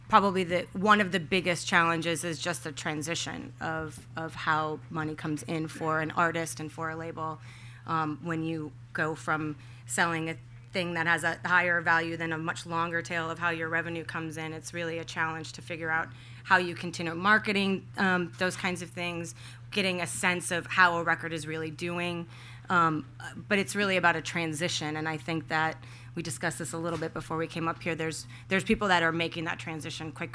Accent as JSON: {"language": "English", "town": "Minneapolis", "region": "Minnesota", "country": "United States", "tie": "born or raised there", "said": "I grew up in Minneapolis"}